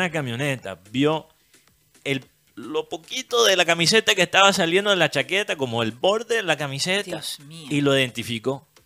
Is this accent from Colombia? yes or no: yes; Barranquilla, Atlántico, Colombia; Eh, me identificó como barranquillero.